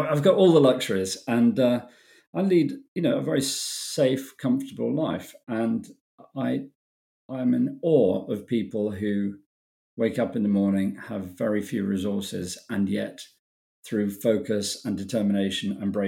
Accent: United Kingdom; I'm British

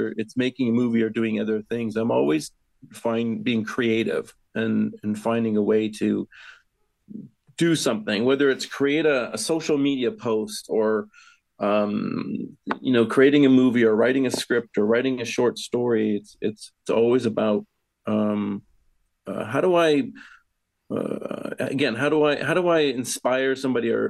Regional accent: Canada; moved away as an adult; also born or lived in England; I was born and raised in Canada, but my family is from the Yorkshire area, in West Yorkshire area in England

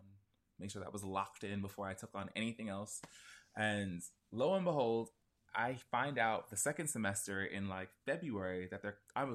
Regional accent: New York City, New York, United States; Brooklyn. Born and raised New York native

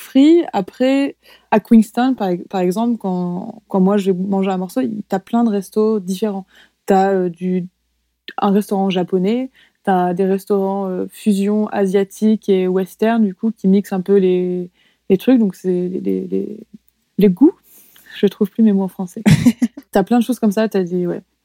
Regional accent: France; moved away as an adult; now in New Zealand; moi j'ai grandi en France, mais à l'intérieur des terres

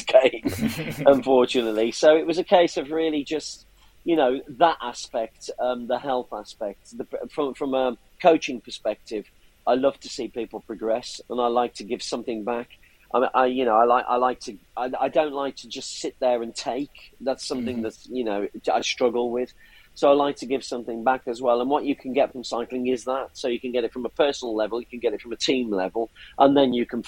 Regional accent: Bridgnorth, West Midlands, United Kingdom; I'm from Bridge North in Shropshire

